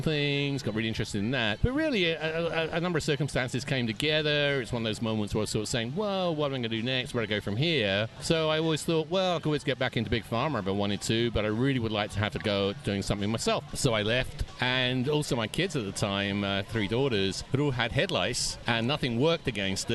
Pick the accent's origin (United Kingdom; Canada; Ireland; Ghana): United Kingdom; London; moved away as an adult; in London, England.